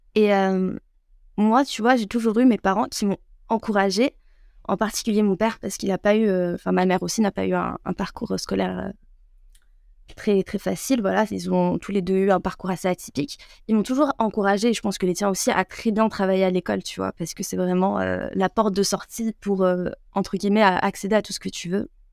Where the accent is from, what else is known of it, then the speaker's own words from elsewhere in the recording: France; also born or lived in Algeria (ancestry); je suis française